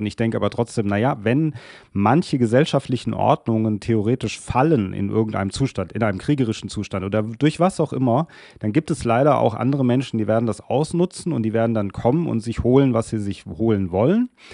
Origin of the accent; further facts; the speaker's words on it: Germany; auch als Deutsche, was wir Deutsche ja nicht so gerne sind